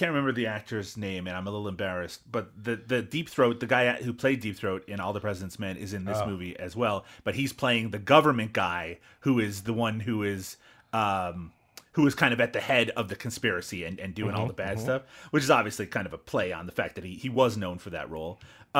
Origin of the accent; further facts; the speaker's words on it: Newfoundland and Labrador, Canada; especially where I grew up in Newfoundland.